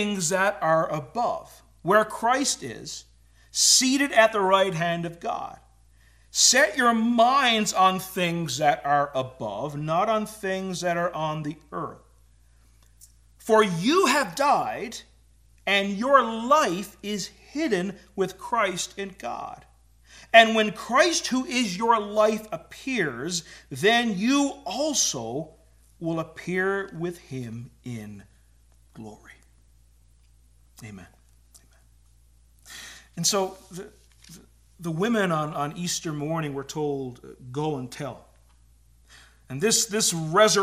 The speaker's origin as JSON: {"language": "English", "region": "Newfoundland and Labrador", "country": "Canada", "tie": "born or raised there", "moved": "as an adult", "lives_now": "Ontario, Canada", "said": "I'm a lifelong Newfoundlander and moved here. And apparently, we talk a little bit different. Apparently, I have an accent."}